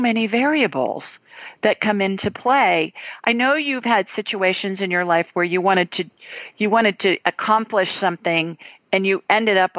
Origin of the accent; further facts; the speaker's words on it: Columbus, Ohio, United States; moved away; Two Columbus girls tonight. Well, three, including me, but I haven't lived there in a long time